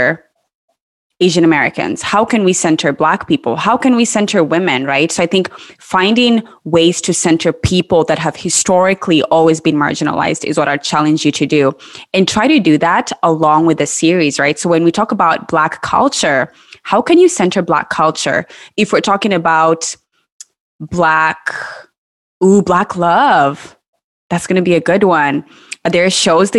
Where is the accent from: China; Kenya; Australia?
Kenya; moved away; I grew up in Kenya